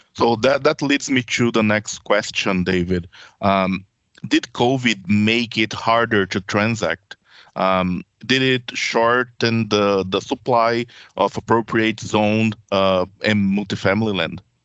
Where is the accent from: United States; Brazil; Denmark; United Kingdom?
Brazil; also born or lived in Manitoba, Canada; now in Ontario, Canada; I come from a country, I come from Brazil